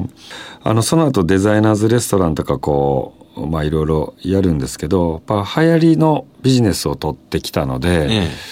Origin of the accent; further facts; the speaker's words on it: Osaka, Japan; moved away; 私自身も大阪出身ですし